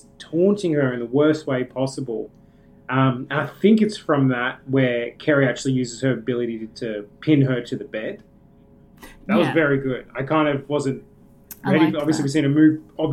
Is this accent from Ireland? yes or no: no; Australia; as an Australian